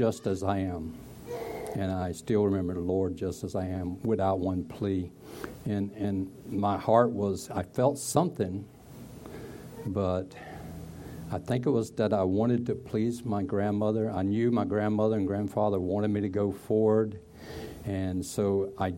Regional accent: Broadway, North Carolina, United States; I was born in North Carolina, Broadway, North Carolina, in 1950, May 10th

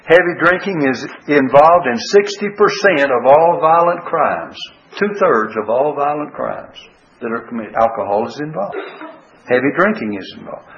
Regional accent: United States

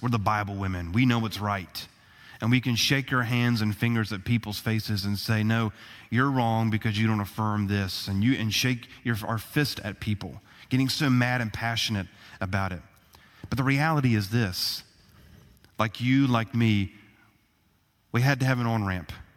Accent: United States; as American citizens

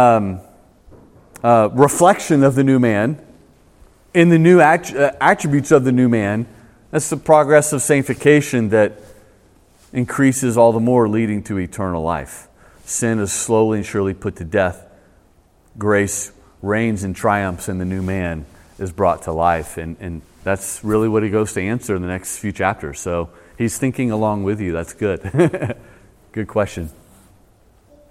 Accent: United States; as American Christians

